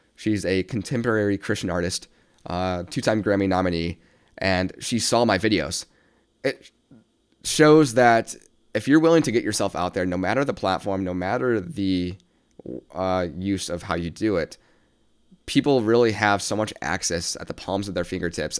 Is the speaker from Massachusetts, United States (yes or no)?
no; South Bend, Indiana, United States; born and raised in South Bend, Indiana, still reside here currently